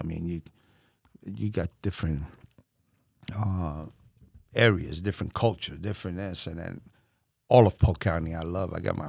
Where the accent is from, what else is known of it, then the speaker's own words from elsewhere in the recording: Puerto Rico; also born or lived in New York; And now, you know, we're proud to be Puerto Ricans.